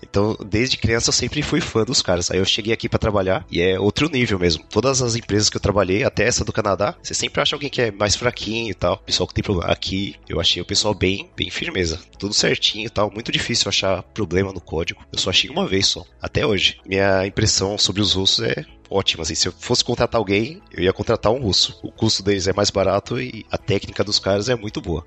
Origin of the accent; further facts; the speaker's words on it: São Paulo, Brazil; moved away as an adult; now in Moscow, Russia; eu nasci em São Paulo, mas minha família toda veio de Minas. E eu sou filho de mãe solteira e passei a minha vida inteira na ZL